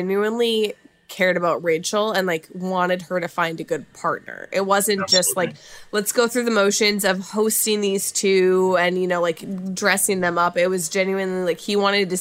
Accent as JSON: {"language": "English", "region": "Minnesota", "country": "United States", "said": "I'm coming from Minnesota"}